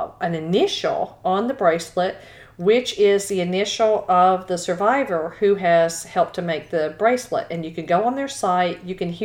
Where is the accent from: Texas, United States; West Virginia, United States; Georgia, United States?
Texas, United States; Houston; growing up in Texas, I grew up in Houston